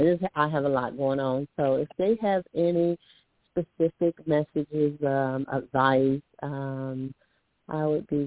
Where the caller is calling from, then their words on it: Alabama, United States; I'm calling from Alabama.